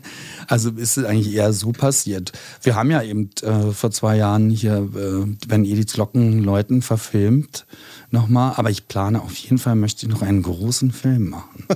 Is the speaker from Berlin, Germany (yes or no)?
yes; Berlin, Germany; also born or lived in Neukölln, Berlin; eigentlich komme ich ja aus Spandau